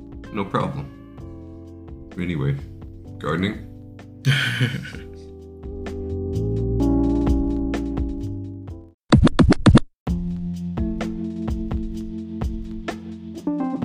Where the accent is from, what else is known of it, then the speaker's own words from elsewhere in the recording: United States; I'm an American